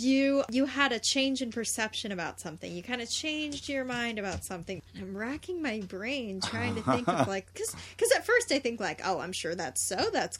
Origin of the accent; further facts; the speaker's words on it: Southern California, United States; No, I'm from here. I'm from Southern California.